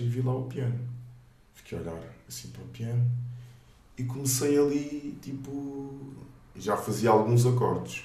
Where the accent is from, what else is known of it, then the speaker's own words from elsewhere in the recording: Moita, Setúbal, Portugal; also born or lived in Luanda, Angola; nasci em Angola, mais propriamente em Luanda, e vim para cá para Portugal com 4 anos